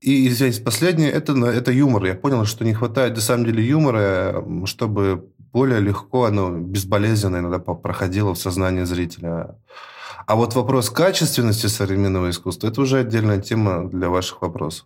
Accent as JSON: {"language": "Russian", "town": "Yekaterinburg", "region": "Sverdlovsk Oblast", "country": "Russia", "tie": "born or raised there", "moved": "as an adult", "lives_now": "Moscow, Russia", "said": "Я сам родом из Екатеринбурга"}